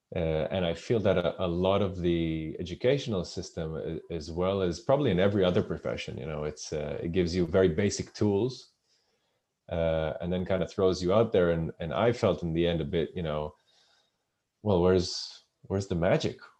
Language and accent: English; Israel; moved away as an adult; also born or lived in United Kingdom; I'm originally from Israel